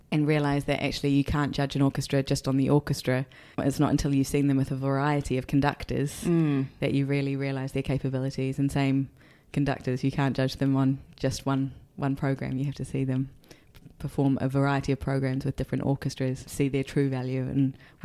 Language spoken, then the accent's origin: English; New Zealand; accent: New Zealand; first language English; I'm so grateful that English was my first language, even if I do speak it with a very thick New Zealand accent.